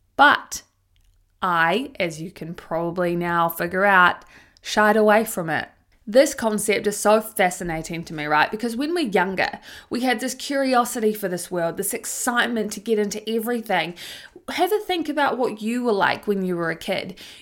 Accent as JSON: {"language": "English", "town": "Tauranga", "region": "Bay of Plenty", "country": "New Zealand", "tie": "born or raised there", "said": "When I was a teenager growing up in Tauranga, New Zealand"}